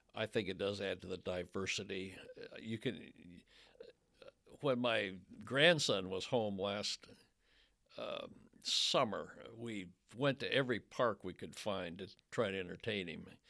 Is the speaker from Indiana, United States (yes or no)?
yes; Fort Wayne, Indiana, United States; moved away as an adult; now in Louisville, United States; my hometown paper of Fort Wayne, Indiana